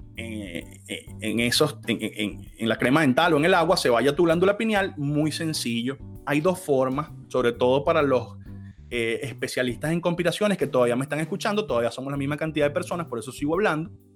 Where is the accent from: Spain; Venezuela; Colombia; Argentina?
Venezuela; en Venezuela, el país donde yo nací